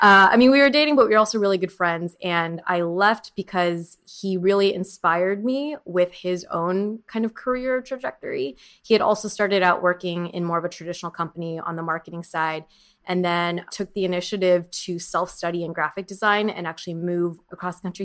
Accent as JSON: {"language": "English", "area": "Orange County", "region": "California", "country": "United States", "tie": "born or raised there", "also_born_or_lived": "San Diego / San Francisco / New York", "lives_now": "Los Angeles, United States", "said": "I grew up in Orange County and I went to school in San Diego"}